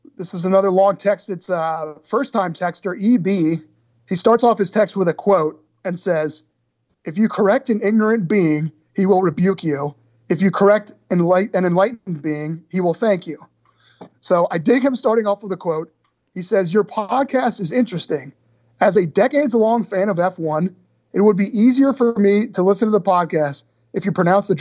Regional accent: United States; I'm American.

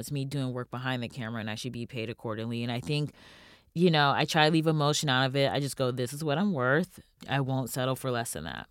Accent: United States

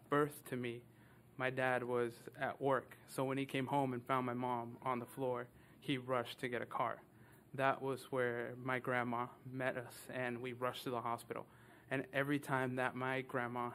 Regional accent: Dominican Republic; moved away; we're both from the Dominican Republic

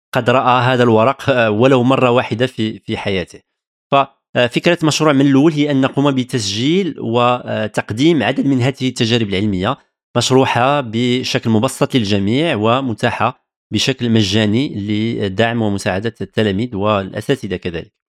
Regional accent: Morocco; moved away as an adult; now in France; من المغرب

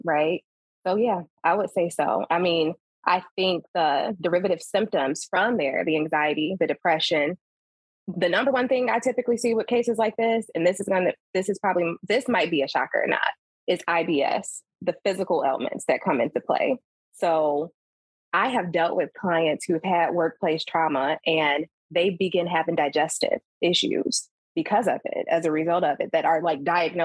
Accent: Chicago, Illinois, United States; I'm from Chicago, so that's what I rep.

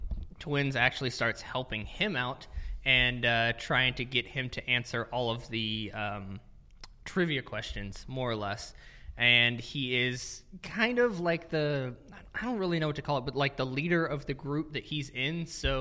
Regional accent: Mississippi, United States; Well, I'm from Mississippi...

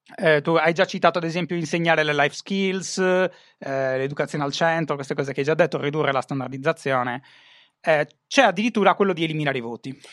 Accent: Sardinia, Italy; la mia terra è falcidiata dall'abbandono scolastico, soprattutto non, non la zona di Cagliari, ma tutto il resto

